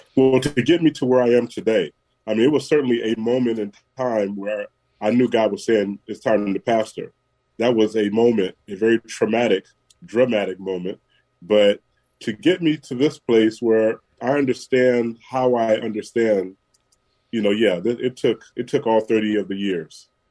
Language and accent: English; San Francisco, California, United States; Born and raised in San Francisco at uh, General Hospital. So yeah, I've been here through it all.